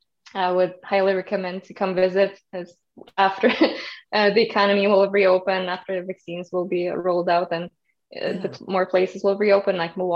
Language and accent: English; Germany; moved away as an adult; also born or lived in Kazakhstan; now in United States; The short answer is always I'm from Germany, but the longer story is I was actually born in Kazakhstan and moved to Germany when I was 10 years old with my family.